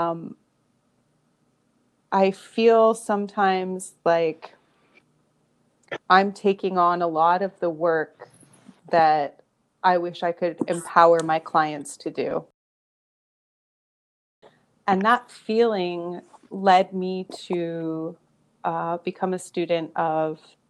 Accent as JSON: {"language": "English", "country": "Canada", "tie": "born or raised there", "also_born_or_lived": "Northern California, United States", "moved": "as an adult", "lives_now": "California, United States", "said": "I was born in Canada. I have been living in the U.S. now in California for about 8 years."}